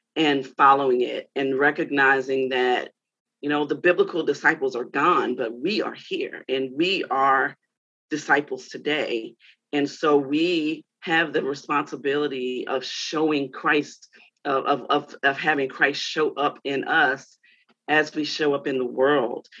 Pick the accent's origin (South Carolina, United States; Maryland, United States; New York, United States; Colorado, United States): Maryland, United States; Baltimore; moved away as an adult; also born or lived in North Carolina; now in Philadelphia, United States; I'm from Baltimore originally.